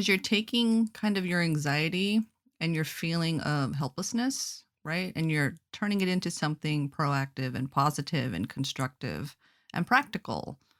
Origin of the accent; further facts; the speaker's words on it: Anchorage, Alaska, United States; I'm from Alaska.